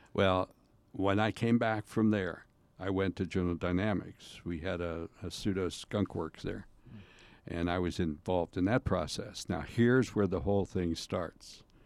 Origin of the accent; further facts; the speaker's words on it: Sharon, Pennsylvania, United States; I grew up in Sharon, Pennsylvania